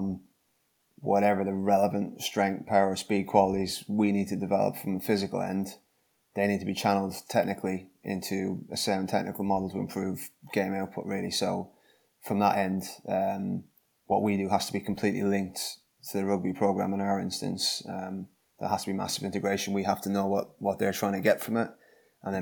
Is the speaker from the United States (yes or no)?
no; Dublin, Leinster, Ireland; moved away as an adult; now in Gloucester, United Kingdom; I'm from Dublin in Ireland, as you can guess from the accent